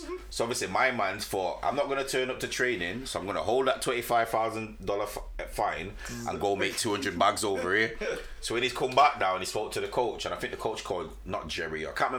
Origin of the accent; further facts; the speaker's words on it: Jamaica; Like, as a Jamaican, you love athletics.